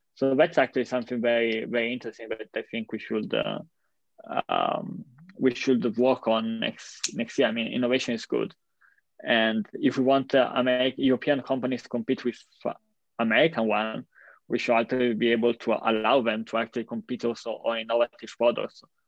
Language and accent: English; Italy; my hometown or in the main square of Milan